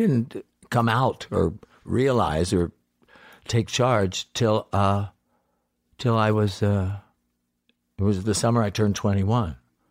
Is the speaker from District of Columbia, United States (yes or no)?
no; Salisbury, Maryland, United States; I grew up in Salisbury, Maryland. It's a very flat and bigoted part of the town.